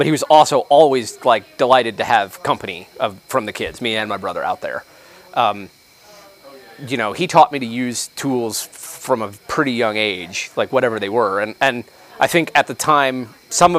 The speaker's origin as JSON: {"language": "English", "region": "New Mexico", "country": "United States", "tie": "born or raised there", "said": "I grew up in New Mexico"}